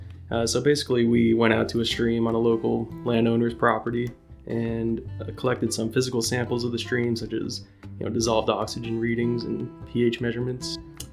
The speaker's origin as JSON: {"language": "English", "area": "Carbon County", "region": "Pennsylvania", "country": "United States", "tie": "born or raised there", "also_born_or_lived": "Pittsburgh, Pennsylvania / State College, Pennsylvania", "moved": "as an adult", "lives_now": "Susquehanna County, United States", "said": "So I'm originally from Carbon County, Pennsylvania. I grew up there my entire life until I went off to college."}